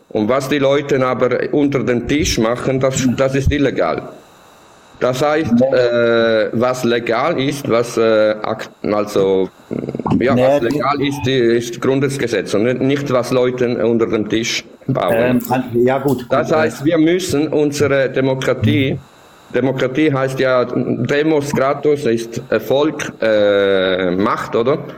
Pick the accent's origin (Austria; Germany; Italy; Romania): Italy; German is a second language; moved away; also born or lived in Switzerland; Ich bin Italiener und lebe ich, seit sechs Monaten in Italien, vorher war ich in der Schweiz.